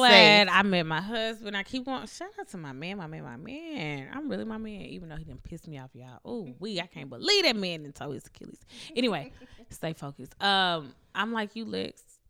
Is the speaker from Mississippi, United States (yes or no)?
yes; Mississippi, United States; now in Houston, United States; But also, I'm from Mississippi